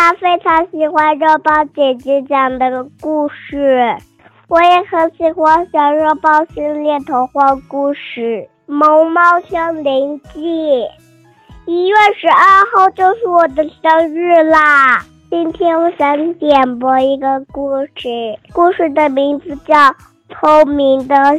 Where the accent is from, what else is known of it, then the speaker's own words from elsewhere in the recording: Kunming, Yunnan, China; 我马上四岁啦。